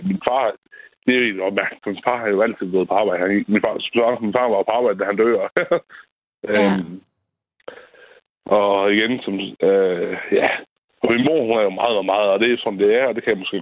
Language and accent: Danish; Tørning, Denmark; also born or lived in Ellinge; Ja, jeg kommer fra Tørning. Så flyttede jeg tilbage til Tørning